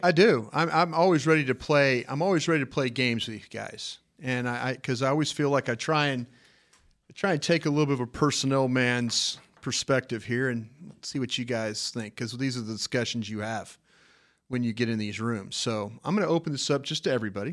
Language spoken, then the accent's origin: English; Texas, United States; being a Texan, uh, I am very proud of my home state.